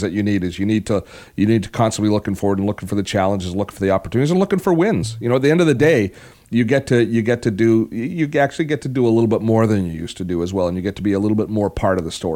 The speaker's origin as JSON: {"language": "English", "town": "Vancouver", "region": "British Columbia", "country": "Canada", "said": "I'm Corpus Christi here in Vancouver College"}